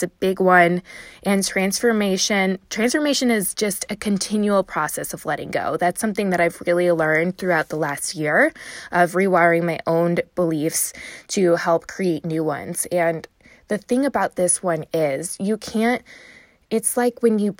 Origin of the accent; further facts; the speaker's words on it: Chicago, Illinois, United States; I'm from Chicago